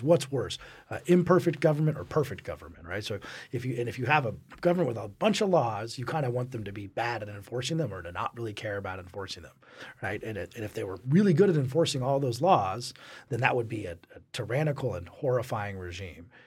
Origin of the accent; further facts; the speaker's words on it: Colorado, United States; growing up in Colorado